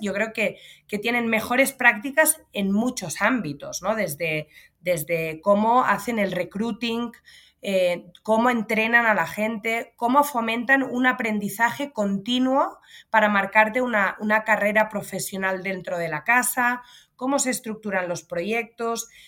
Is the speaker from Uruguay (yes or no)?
no; Pineda de Mar, Catalonia, Spain; yo nací y crecí en un pueblo de playa en el norte de Barcelona, en Pineda de Mar.